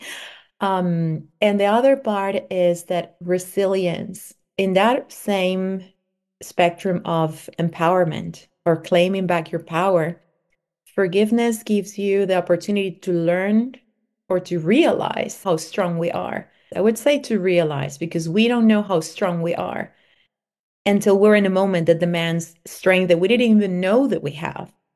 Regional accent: Venezuela; moved away; also born or lived in Mexico; I was born in Venezuela, and I was raised between Venezuela and Mexico.

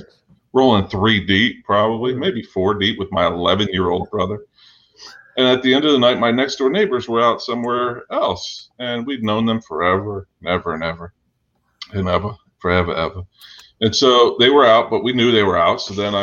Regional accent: South Orange, New Jersey, United States; We were South Orange, yo.

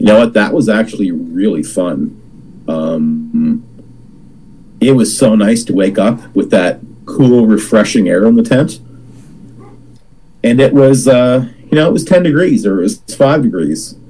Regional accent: Nova Scotia, Canada; born and raised in Nova Scotia

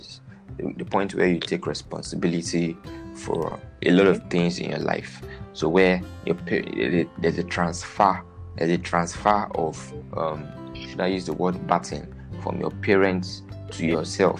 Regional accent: Nigeria; I'm Nigerian

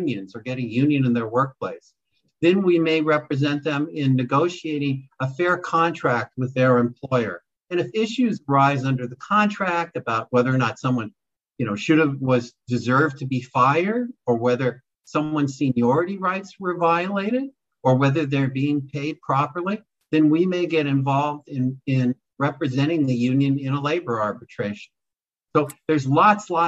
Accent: Los Angeles, California, United States; I was born and bred in Los Angeles

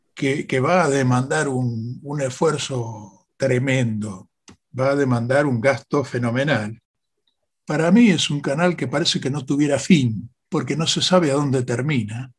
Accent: Argentina

